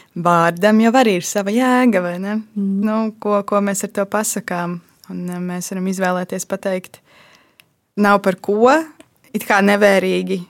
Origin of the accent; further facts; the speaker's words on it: Latvia; Es esmu uzaugusi Lat latviešu ģimenē